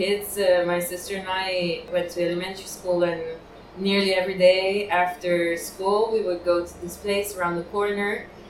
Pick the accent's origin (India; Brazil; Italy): Italy; Piedmont; English is a second language; So, Liguria is near the sea, and I'm from the Piemonte